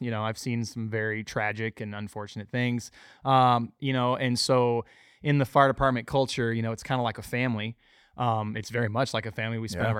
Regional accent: Arizona, United States; I am born and raised in Arizona.

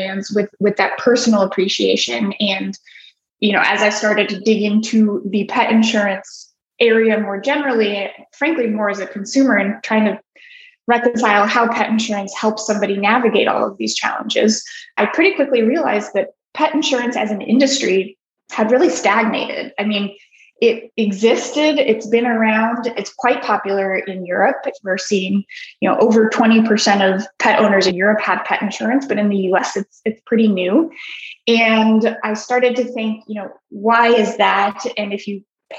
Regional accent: Colorado, United States; I grew up in Colorado, surrounded by dogs

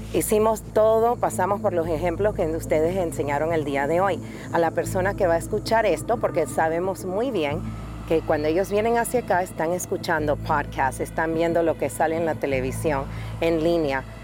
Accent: Panama; yo soy de Panamá

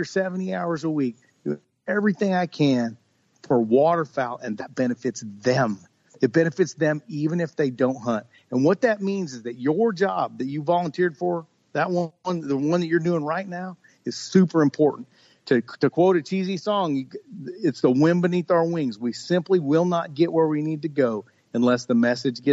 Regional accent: Fort Riley, Kansas, United States; I was born on Fort Riley, which is not very far from where you are right now

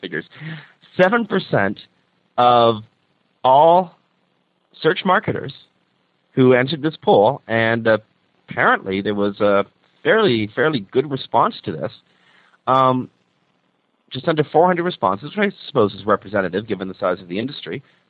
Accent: Toronto, Ontario, Canada; Everything revolves around the CN Tower here in Toronto, Ontario. And, I'm so pleased to be here. This is my hometown.

